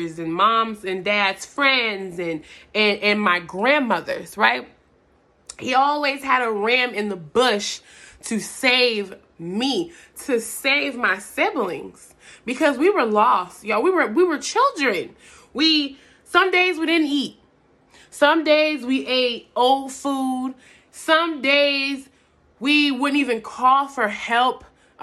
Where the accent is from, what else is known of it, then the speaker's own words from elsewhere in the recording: Atlanta, Georgia, United States; I'm from Atlanta, Georgia